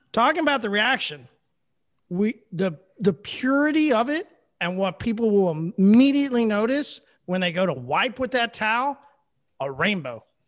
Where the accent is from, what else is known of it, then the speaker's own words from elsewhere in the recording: Oklahoma, United States; I'm from Oklahoma